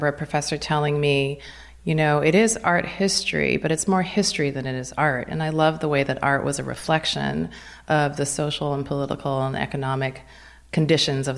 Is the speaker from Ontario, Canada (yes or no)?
no; Vancouver, British Columbia, Canada; moved away; also born or lived in Potomac, Maryland; I grew up in Vancouver, Canada